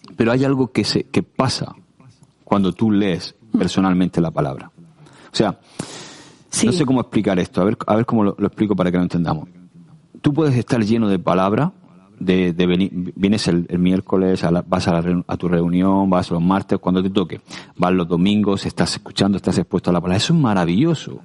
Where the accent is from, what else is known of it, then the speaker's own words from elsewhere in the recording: Region of Murcia, Spain; como buen murciano